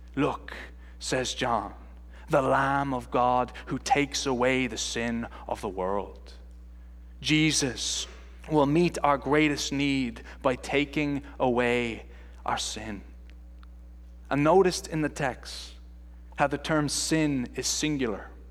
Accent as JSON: {"language": "English", "country": "Ireland", "moved": "yes", "said": "I am from Ireland, and they don't teach you this accent at Calvin Seminary, that's for sure"}